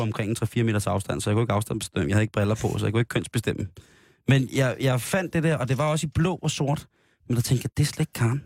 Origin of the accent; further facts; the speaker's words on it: Denmark; vi er jo danskere